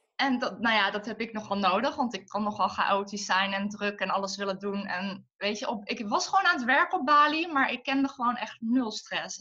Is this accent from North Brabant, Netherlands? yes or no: yes; Tilburg, North Brabant, Netherlands; born or raised there; moved away as an adult; also born or lived in Den Bosch